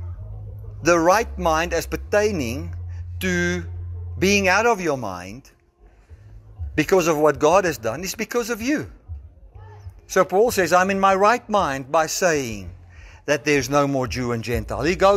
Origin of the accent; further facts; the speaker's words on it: South Africa; I identify as a South African.